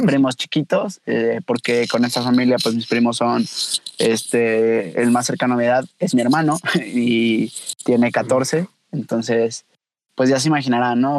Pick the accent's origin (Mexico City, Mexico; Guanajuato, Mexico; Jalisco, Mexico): Guanajuato, Mexico; León; como buen leonés